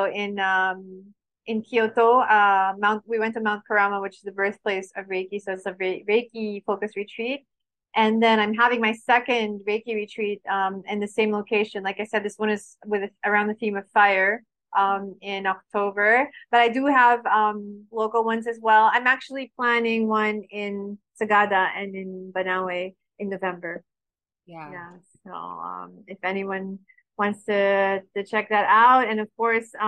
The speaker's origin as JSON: {"language": "English", "town": "Baguio", "region": "Cordillera Administrative Region", "country": "Philippines", "tie": "born there", "said": "And I was born in Baguio, by the way."}